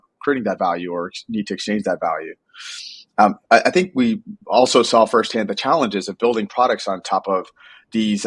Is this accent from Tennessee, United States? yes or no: no; New York City, New York, United States; I'm a first generation immigrant, grew up in Brooklyn, and growing up in New York